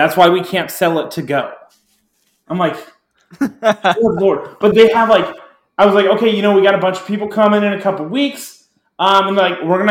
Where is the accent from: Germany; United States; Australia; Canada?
United States; Southern California; growing up in Southern California